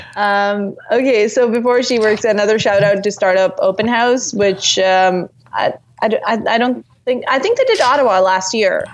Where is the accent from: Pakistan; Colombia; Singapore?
Singapore; now in Canada; I'm from Singapore, and so when I came to Canada